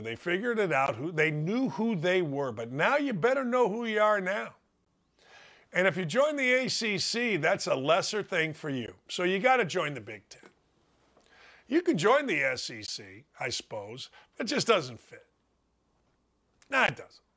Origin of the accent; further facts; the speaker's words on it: Gary, Indiana, United States; I grew up in Northwest Indiana, Maryville, Gary, Indiana area